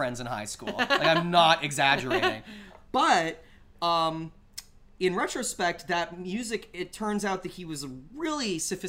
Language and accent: English; Canada; growing up in Canada and being and not really being around a lot of African American people